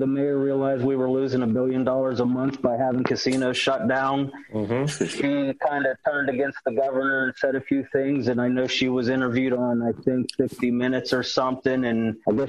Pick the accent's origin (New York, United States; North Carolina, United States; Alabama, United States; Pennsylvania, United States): Pennsylvania, United States; Beaver Falls; also born or lived in Pittsburgh; now in Las Vegas, United States; Well, I'm from a little town called Beaver Falls, home of Joe River Namath